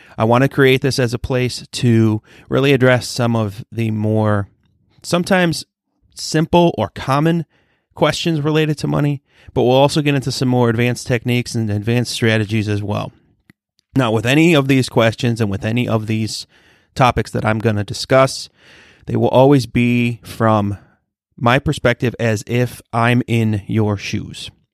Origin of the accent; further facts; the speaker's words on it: Michigan, United States; I'm from Michigan